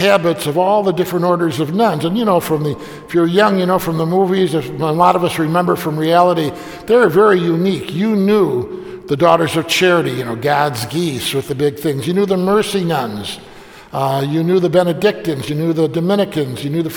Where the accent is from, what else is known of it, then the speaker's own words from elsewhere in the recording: Bari, Apulia, Italy; moved away; I say, Puglia, Bari